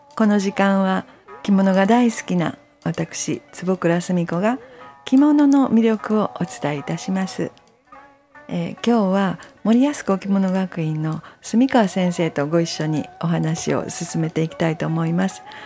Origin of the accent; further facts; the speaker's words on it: Kyoto, Japan; もともとまあ京都で生まれ育ちました